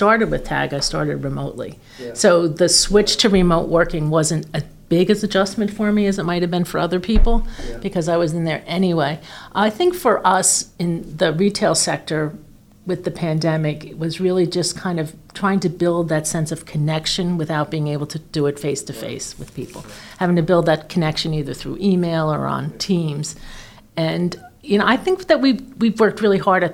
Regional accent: New Jersey, United States; moved away as an adult; also born or lived in New York City, United States; now in Montauk, United States; I was originally born and raised in New Jersey

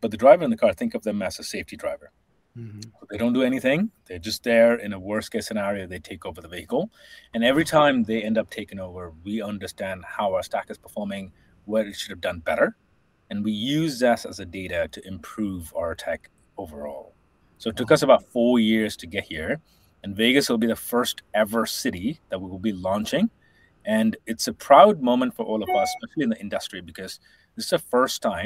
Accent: India; moved away as an adult; also born or lived in England; now in United States; I'm originally from India, born and raised. And I moved to the U.S. about 15 years ago, and I was educated in England

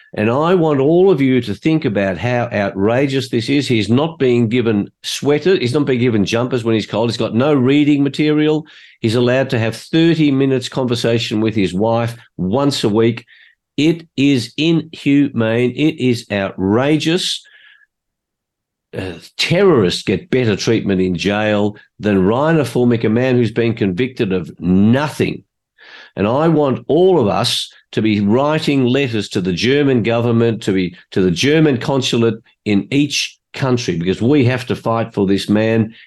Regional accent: Australia; I was born in Australia. My parents were both migrants from Hungary

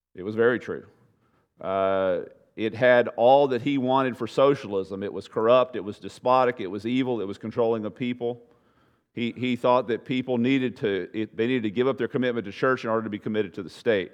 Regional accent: United States; I'm an American

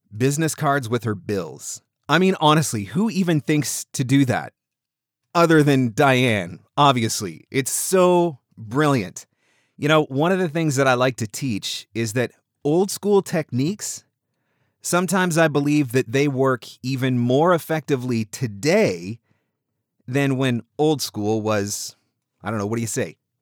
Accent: Southern Ontario, Canada; I am actually Canadian. I'm from Southern Ontario

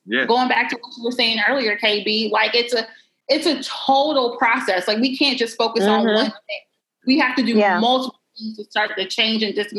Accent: Greenville, United States; moved away; my hometown of Greenville

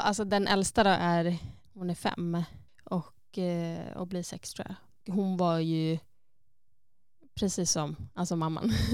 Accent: Sweden; moved away as an adult; now in Iceland; när jag fortfarande var hemma i Sverige, alltså innan egentligen jag flyttade till Island

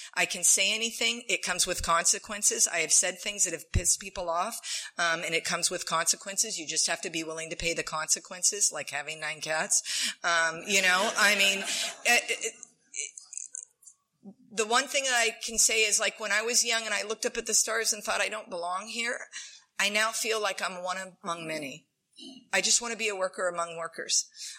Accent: San Diego, California, United States; born there; So I was born in San Diego.

